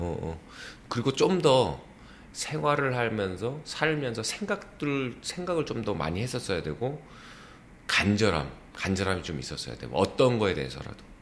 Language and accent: Korean; South Korea